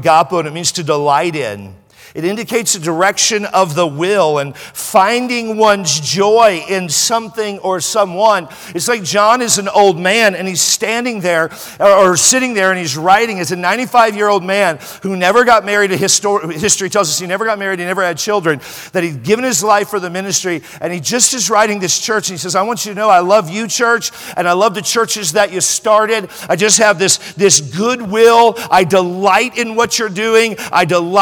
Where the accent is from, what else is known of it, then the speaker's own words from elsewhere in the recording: California, United States; I'm from California